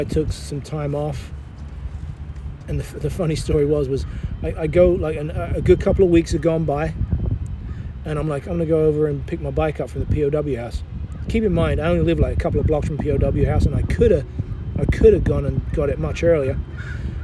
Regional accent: England, United Kingdom; also born or lived in London; now in United States; growing up in England, we built our own shit.

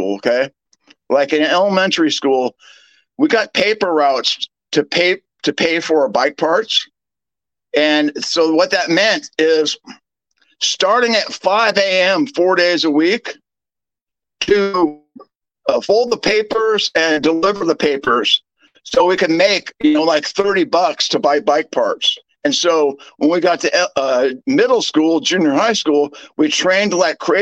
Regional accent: United States; I'm an American

